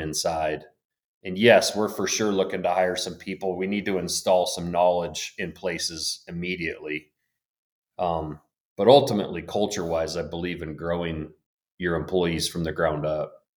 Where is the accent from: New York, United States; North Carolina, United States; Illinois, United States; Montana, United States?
Montana, United States; Blackfoot River Valley; I grew up in the Black Foot River Valley, uh, fished on the Black Foot River